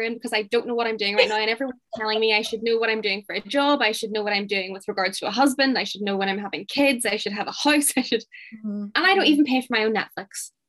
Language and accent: English; Oman; I'm from Oman. A lot. I'm from a countryside.